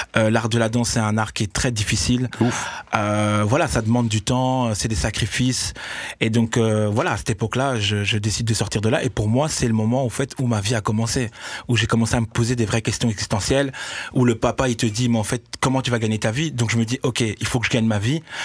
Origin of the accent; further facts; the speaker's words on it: Brussels, Brussels-Capital Region, Belgium; je suis né à Bruxelles danseur